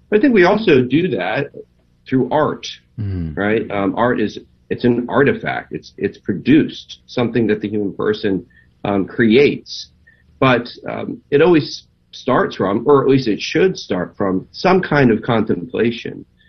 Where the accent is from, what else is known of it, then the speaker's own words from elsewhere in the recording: Maryland, United States; moved away as an adult; also born or lived in Los Angeles / Nashville; we're from the Maryland area, so we lived there as well